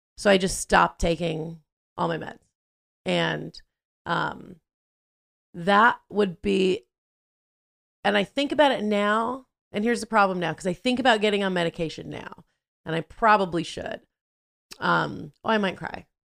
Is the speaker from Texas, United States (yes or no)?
no; Southern California, United States; I grew up in Southern California, going to school there